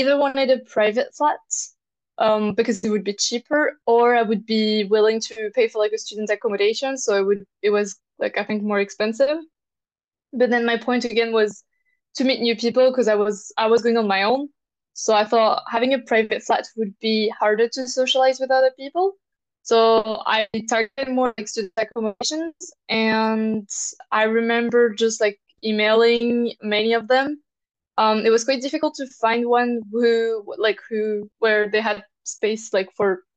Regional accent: France; now in Edinburgh, United Kingdom; I'm from France originally. I live in Edinburgh currently right now

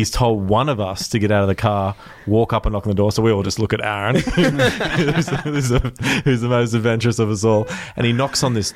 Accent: Australia; I'm from Australia

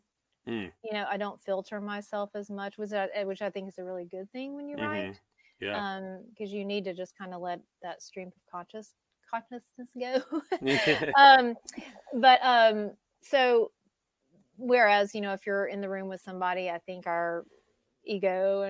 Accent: Georgia, United States; moved away; also born or lived in Nashville, Tennessee; I moved back to Georgia

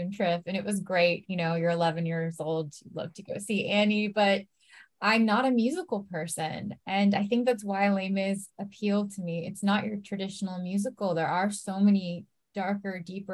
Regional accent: San Francisco, California, United States; moved away as an adult; also born or lived in East Bay, California; now in Los Angeles, United States; I was very lucky growing up in San Francisco, just outside of the city. I first lived in San Francisco and then we moved to the East Bay, so near Berkeley, Oakland

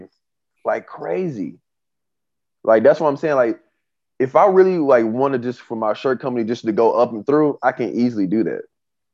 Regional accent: Tulsa, Oklahoma, United States; my hometown in Tulsa

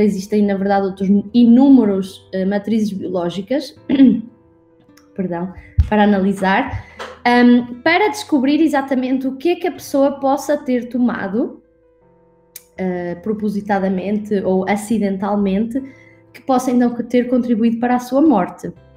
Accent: Portugal; accent: Portuguese; moved away as an adult; also born or lived in Scotland / Brazil; eu, na verdade, sou portuguesa, nasci em Portugal e morei em Portugal até aos meus 18 anos.

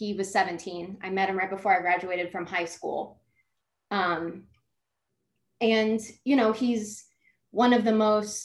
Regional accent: Columbus, Ohio, United States; moved away as an adult; now in Florida, United States; I'm from Columbus, Ohio. I'm from a really large family.

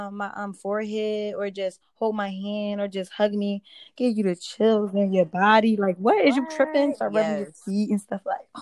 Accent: Philadelphia, Pennsylvania, United States; I was born in Philly.

